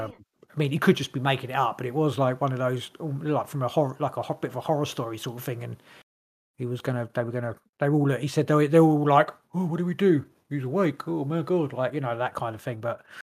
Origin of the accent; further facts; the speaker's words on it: Canada; I can do an American one, whatever, and then I'm Canadian.